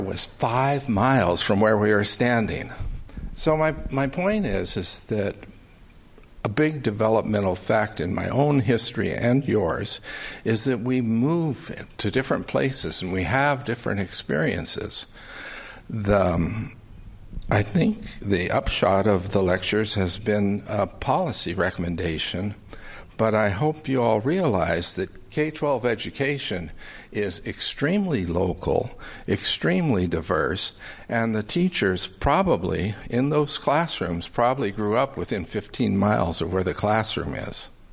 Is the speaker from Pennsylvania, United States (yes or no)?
no; California, United States; They can probably tell from my accent that I'm not a Southerner, I'm a Californian